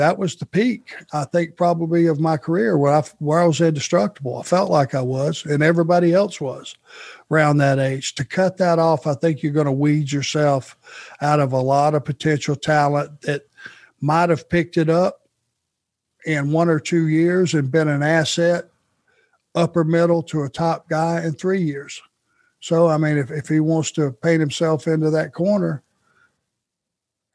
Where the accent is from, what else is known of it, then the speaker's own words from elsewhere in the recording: Rome, Georgia, United States; growing up in Rome